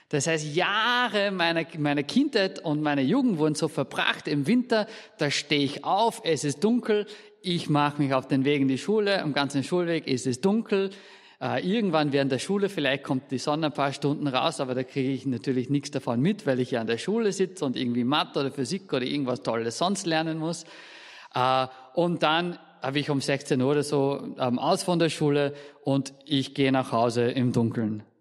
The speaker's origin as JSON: {"language": "German", "region": "Scotland", "country": "United Kingdom", "said": "aus Österreich, sondern aus Schottland. Und Schottland liegt dann relativ weit im Norden."}